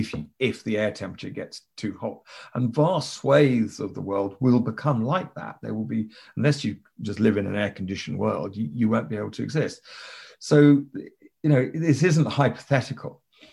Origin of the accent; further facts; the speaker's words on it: Kenya; also born or lived in United Kingdom; I grew up in Kenya, mm-hmm. and we Brits, we have this fireworks evening on the 5th of November.